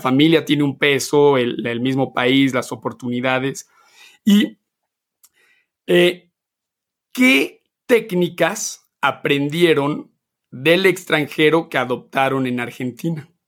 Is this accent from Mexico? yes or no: yes; Mexico; moved away as an adult; yo nací, crecí en México hasta los 19 años